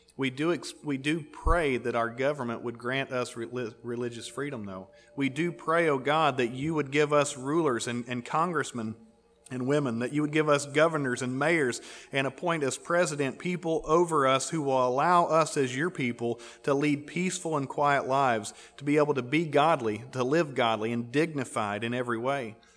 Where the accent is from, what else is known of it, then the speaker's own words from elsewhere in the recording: United States; We're American